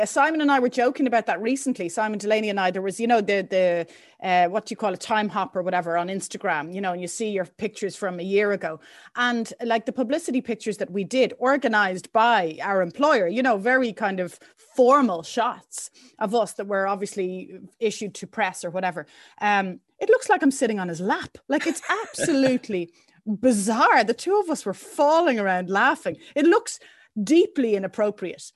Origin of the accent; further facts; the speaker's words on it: Dublin, Leinster, Ireland; I grew up in Temple Oak